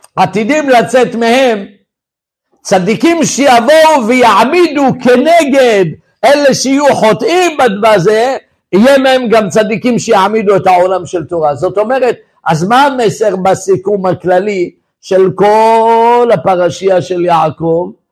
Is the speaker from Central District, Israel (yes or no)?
no; Tel Aviv, Tel Aviv District, Israel; אני גדלתי בתל אביב, בתוך הבוהמה